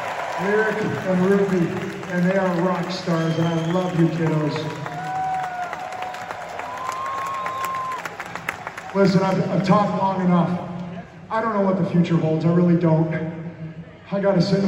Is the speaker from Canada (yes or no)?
yes; Canada; moved away; I am Canadian first and foremost